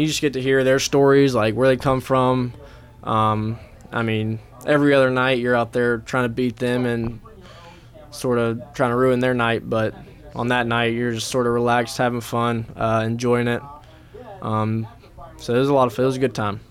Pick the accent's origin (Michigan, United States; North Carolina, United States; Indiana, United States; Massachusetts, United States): North Carolina, United States; Hickory; my hometown in Hickory